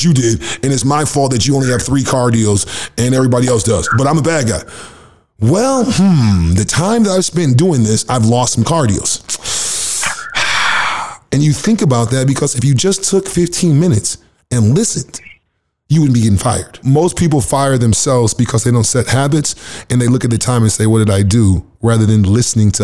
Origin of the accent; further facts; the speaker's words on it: United States; now in Canada; I'm from the States